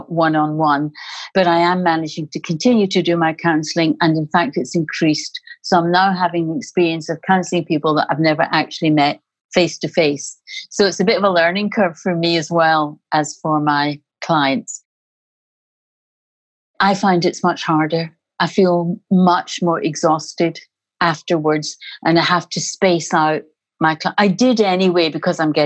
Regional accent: Glasgow, Scotland, United Kingdom; also born or lived in Spain; now in Liverpool, United Kingdom; I'm originally Scottish. I'm from Glasgow

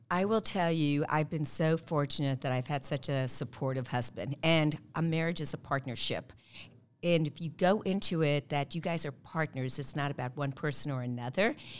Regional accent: Kansas City, Missouri, United States; also born or lived in Azores, Portugal / Mallorca, Spain; I'm a Kansas City girl. I've been here since the early seventies

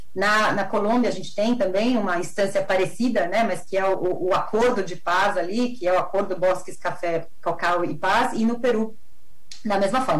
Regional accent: Brazil; como brasileiros, como latino-americanos

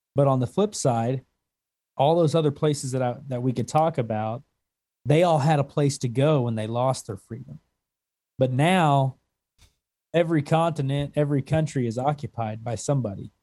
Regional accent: Conway, Missouri, United States; also born or lived in Oklahoma; now in Wyoming, United States; I'm from Southwest Missouri

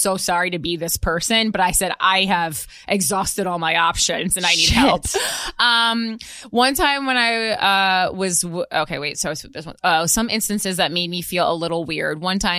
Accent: Midwest, United States; I know that's shocking because we're from the Midwest

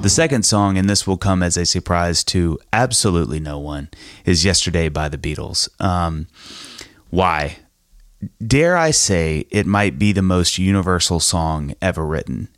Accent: United States; as an American dude

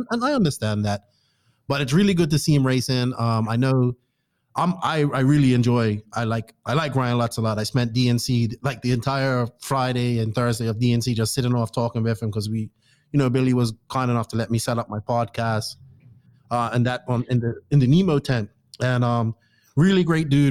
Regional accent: Bermuda; now in Dominican Republic; my home country of Bermuda, just a small island in the Atlantic

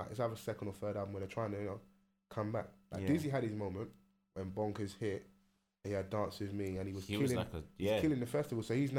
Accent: London, United Kingdom; I'm from South.

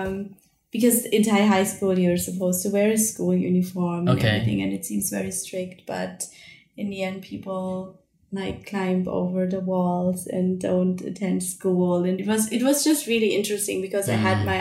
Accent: Germany; moved away as an adult; now in Indonesia; I grew up in Germany

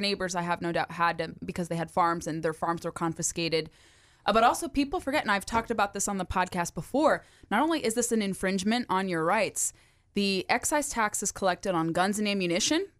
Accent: California, United States; now in Virginia, United States; my home state of California

